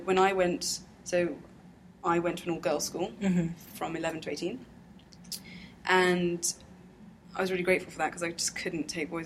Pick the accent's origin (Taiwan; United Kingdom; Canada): United Kingdom; London; People call me English because I'm born here.